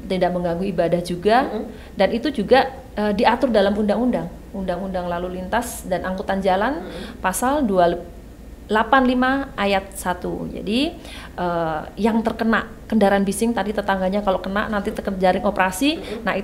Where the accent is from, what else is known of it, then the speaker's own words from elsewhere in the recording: Surakarta, Central Java, Indonesia; Jawanya Solo.